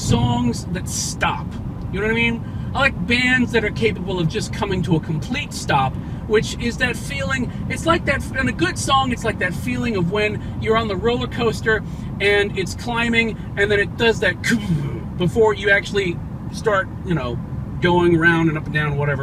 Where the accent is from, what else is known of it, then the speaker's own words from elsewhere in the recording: Huntsville, Alabama, United States; I grew up in Huntsville, Alabama